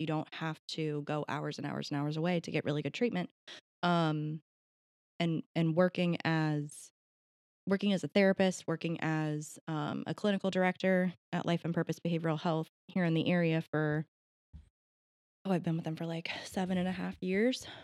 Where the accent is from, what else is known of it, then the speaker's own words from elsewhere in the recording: Marietta, Ohio, United States; I was born in Marietta, raised in Marietta, I'll probably die in Marietta